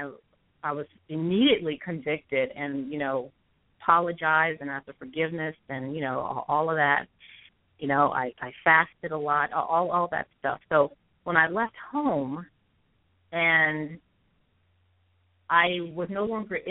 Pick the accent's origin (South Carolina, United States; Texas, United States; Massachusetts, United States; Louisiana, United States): Louisiana, United States; Houma; I'm from Houma, which is south of New Orleans in Terrebonne Parish. Grew up there with my family